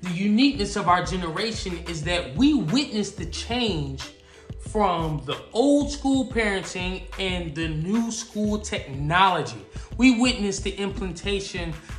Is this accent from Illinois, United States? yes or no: no; Atlanta, Georgia, United States; I'm from Atlanta